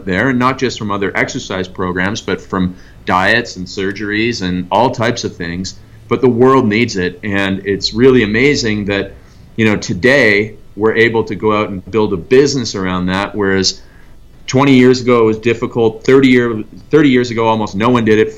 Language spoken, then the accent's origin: English; Canada; moved away; I grew up in Canada